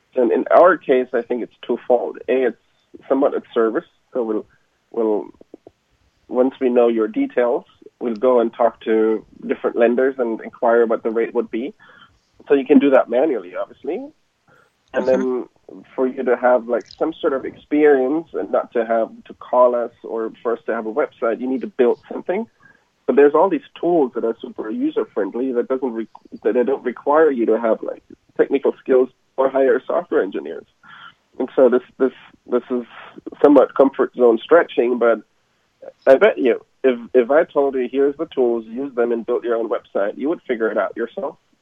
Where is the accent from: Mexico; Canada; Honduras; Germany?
Germany; moved away as an adult; now in United States; I'm from Germany originally